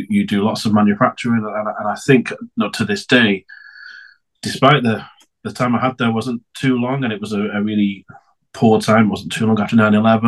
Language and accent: English; Preston, North West England, United Kingdom; I'm English. I'm not just very good at accents. I'm born and raised in a really small city called Preston.